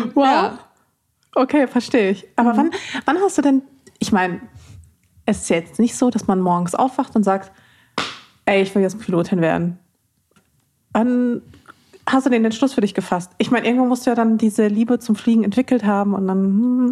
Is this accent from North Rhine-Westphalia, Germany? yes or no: yes; Ruhr area, North Rhine-Westphalia, Germany; Ich bin ja im Pott aufgewachsen